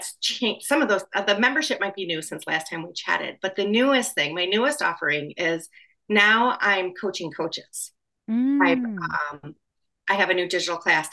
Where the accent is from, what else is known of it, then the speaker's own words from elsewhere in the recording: Wisconsin, United States; now in Chicago, United States; I am from Wisconsin and I graduated college in Wisconsin